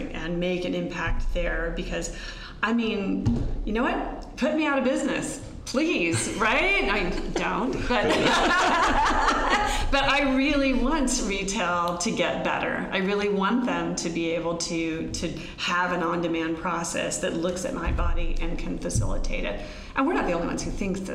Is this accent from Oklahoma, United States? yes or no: yes; Oklahoma, United States; moved away; I'm from Oklahoma.